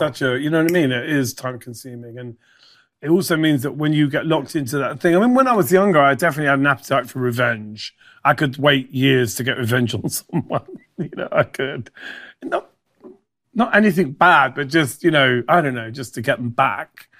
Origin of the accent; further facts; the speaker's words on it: United Kingdom; also born or lived in Ireland; I'm a Brit, so I, Brit Irish.